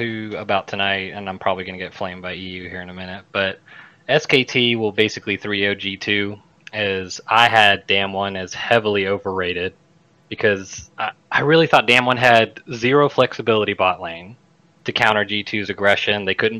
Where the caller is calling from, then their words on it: Mobile, Alabama, United States; I am calling from Mobile, Alabama.